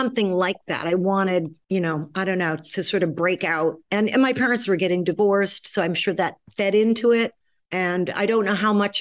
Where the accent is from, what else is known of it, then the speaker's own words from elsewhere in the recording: New York City, New York, United States; also born or lived in Chicago, Illinois; I grew up in New York City